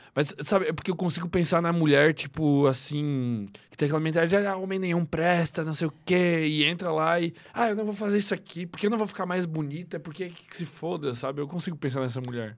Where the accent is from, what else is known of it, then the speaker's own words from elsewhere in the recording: Chapecó, Santa Catarina, Brazil; now in Florianópolis, Brazil; eu nasci em Chapecó, né, velho? Chapecó é interior de Santa Catarina